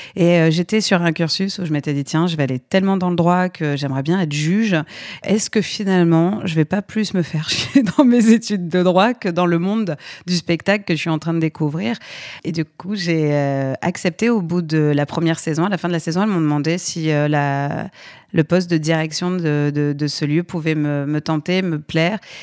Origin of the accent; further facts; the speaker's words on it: Aix-en-Provence, Provence-Alpes-Côte d'Azur, France; moved away as an adult; now in Paris, France; je viens d'Aix-en-Provence petite ville du Sud euh, très charmante.